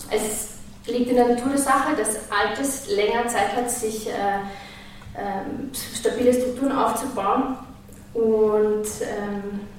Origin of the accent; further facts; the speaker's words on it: Vienna, Austria; moved away as an adult; now in Oslo, Norway; Ich bin in Wien aufgewachsen und mit 21 nach Oslo gezogen, wo ich als professionelle Musikschaffende sozialisiert wurde. Ich bin froh, dass ich aus Wien bin, viel verbindet mich mit dieser Stadt.